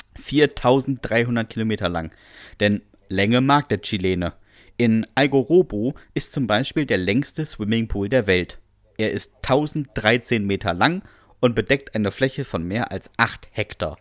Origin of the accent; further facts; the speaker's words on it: Bremen, Germany; Ich komme aus Bremen